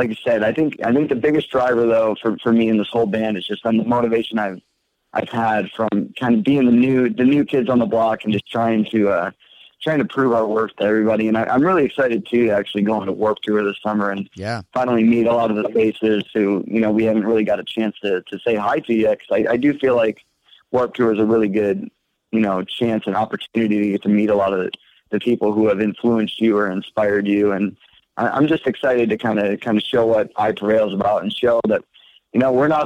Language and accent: English; Port Huron, Michigan, United States; I'm from Michigan, so I lived in Port Huron